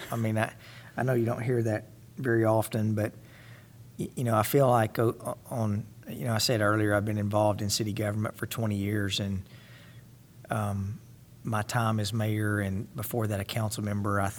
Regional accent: Missouri, United States; we're from Missouri, we're from the show me state.

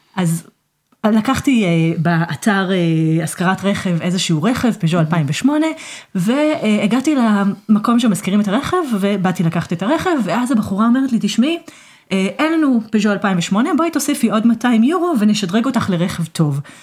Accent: Israel; עברית, כי אני ישראלית

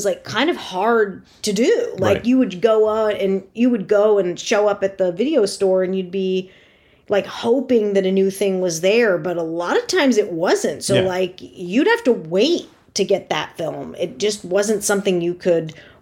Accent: Connecticut suburbs of New York City, United States; I grew up in the Connecticut suburbs of New York City

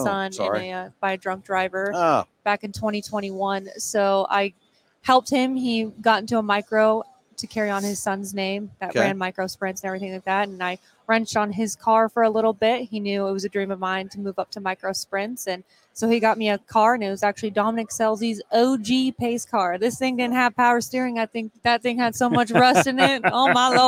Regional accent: Arizona, United States; now in Oklahoma, United States; I'm from Arizona originally.

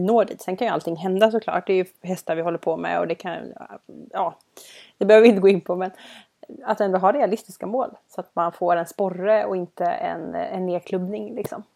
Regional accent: Gothenburg, Västra Götaland, Sweden; både du och jag är ju från Göteborg

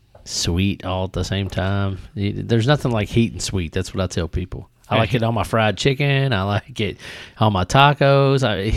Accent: Scottsburg, Indiana, United States; I was born and raised in Southern Indiana, Scott County, actually. I was actually born in Scottsburg in Scott County, Indiana, at Scott Memorial Hospital.

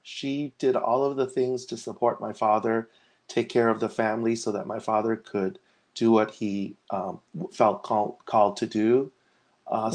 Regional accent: Los Angeles, California, United States; also born or lived in Hong Kong / Santa Barbara; I actually grew up here since I was like we came to America when I was four years old

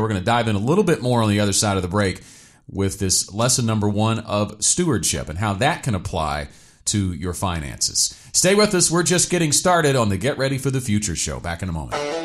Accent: Stuttgart, Arkansas, United States; I grew up in Stuttgart.

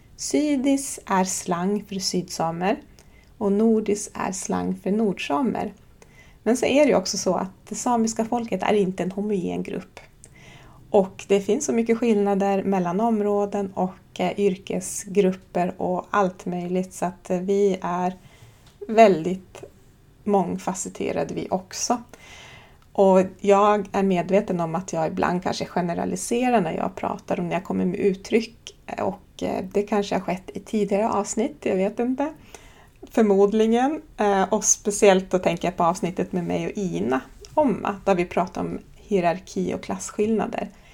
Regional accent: Horsebotten, Oviksfjällen, Jämtland, Sweden; Jag kommer från Horsebotten, eller Båne. Det ligger i Oviksfjällen på den svenska sidan av Sápmi, nere i Jämtlands län. Här är jag född och uppvuxen

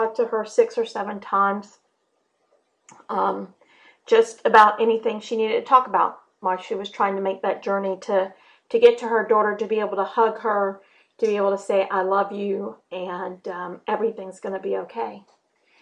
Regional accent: the South, United States; I grew up in the South. I live in the South. I am as Southern as they come

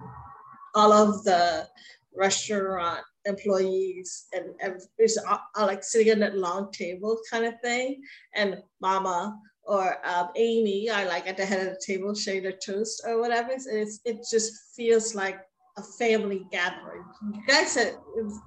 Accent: Philippines; moved away; I wasn't born here. I was born in the Philippines.

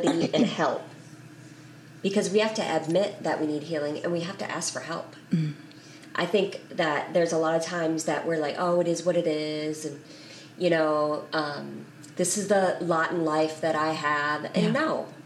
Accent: Wisconsin, United States; moved away; I was born and raised in Wisconsin.

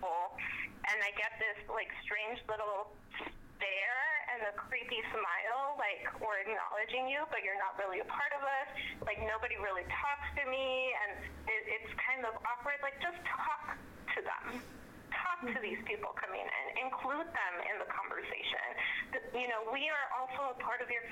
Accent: United States; I was born in the United States

